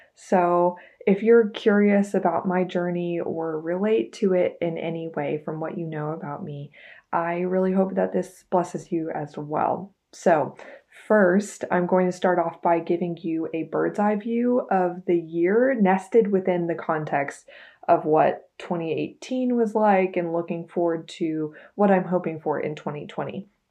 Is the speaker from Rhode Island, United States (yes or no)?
no; Texas, United States; I am a very proud seventh generation Texan.